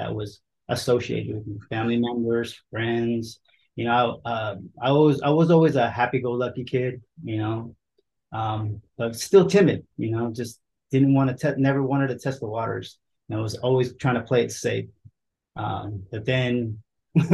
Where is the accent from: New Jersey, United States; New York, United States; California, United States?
California, United States; San Jose; moved away as an adult; also born or lived in Olongapo City, Philippines / Milpitas, California; now in Las Vegas, United States; we were in San Jose when I was four. Grew up there, pretty much raised in the Bay Area